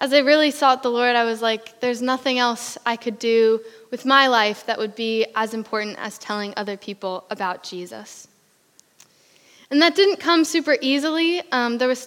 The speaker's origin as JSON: {"language": "English", "region": "Pennsylvania", "country": "United States", "moved": "as an adult", "lives_now": "United Kingdom", "said": "I am from America. I am from Pennsylvania along the East Coast."}